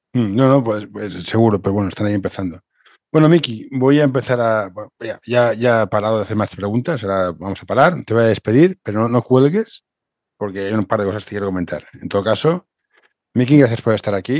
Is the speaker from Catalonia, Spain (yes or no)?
yes; Barcelona, Catalonia, Spain; tú y yo somos del municipio de Barcelona